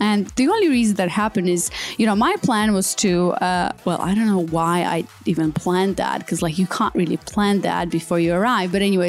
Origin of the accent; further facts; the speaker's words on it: Australia; moved away; And, you know, I came from Australia. It was like Bondi Beach, whatever.